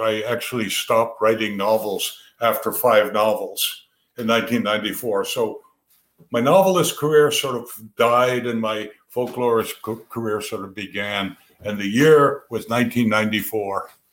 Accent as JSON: {"language": "English", "town": "Chester", "region": "Vermont", "country": "United States", "tie": "born or raised there", "said": "two boys growing up in Chester"}